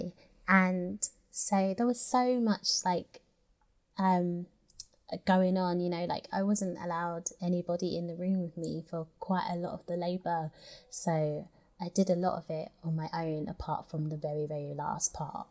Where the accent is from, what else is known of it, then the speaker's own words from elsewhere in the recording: London, United Kingdom; a British girl from South Woodford